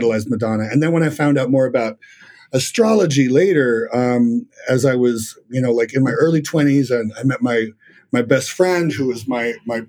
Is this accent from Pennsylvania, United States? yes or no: no; Los Angeles, California, United States; moved away as an adult; also born or lived in Argentina / San Diego / Las Vegas; now in New York City, United States; I moved to LA when I was a kid, and I lived in LA until I was in my mid 20s